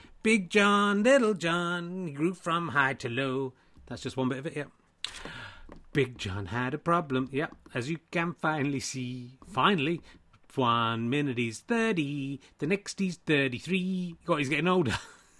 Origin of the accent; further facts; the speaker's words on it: Yorkshire and the Humber, United Kingdom; Richard, I am from the north. I'm from Yorkshire.